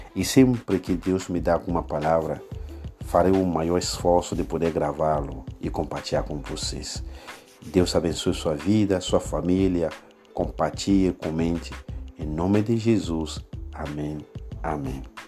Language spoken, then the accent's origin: Portuguese; Benin; Portuguese is a second language; moved away as an adult; now in Brazil; sou da República de Benin, mas residente no Brasil há aproximadamente oito anos